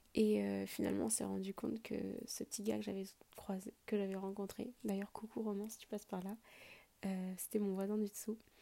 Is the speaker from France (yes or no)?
yes; France; also born or lived in Quebec; en tant que Français